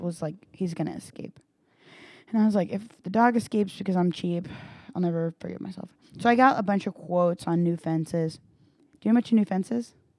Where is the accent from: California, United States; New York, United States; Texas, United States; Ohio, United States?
Texas, United States; Granbury; I grew up in Granbury